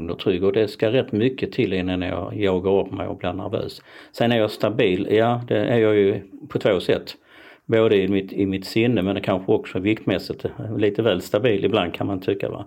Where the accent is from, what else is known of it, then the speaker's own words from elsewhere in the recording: Malmö, Skåne, Sweden; jag tror att jag som, som skåning då, Malmöbo, i sig i förskingringen, för jag bor inte i Malmö längre, så är jag rätt så stabil och ganska trygg.